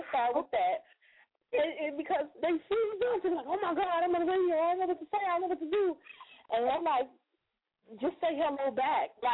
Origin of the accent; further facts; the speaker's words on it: Chicago, Illinois, United States; now in Michigan, United States; Um, I'm originally from Chicago, live in Michigan.